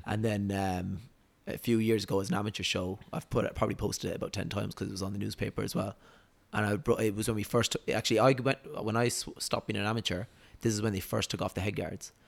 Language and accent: English; Waterford, Munster, Ireland; moved away as an adult; now in Dubai, United Arab Emirates; Waterford, Ireland.